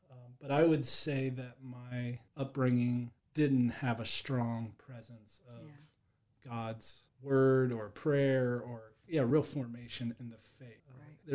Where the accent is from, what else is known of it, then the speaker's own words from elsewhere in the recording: Penn Laird, Virginia, United States; also born or lived in Staunton, Virginia; I am from Penn Laird, Virginia, so I'm local. Go Blazers.